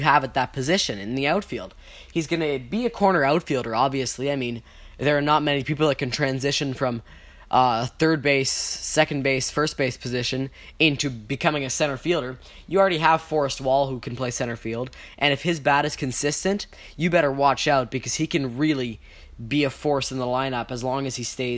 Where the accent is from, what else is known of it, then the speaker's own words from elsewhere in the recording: Canada; we are Canadian